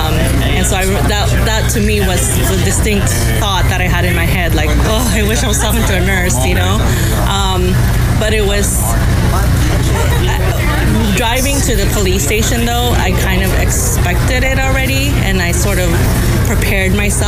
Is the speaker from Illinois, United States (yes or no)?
no; Woodland Hills, California, United States; Woodland Hills.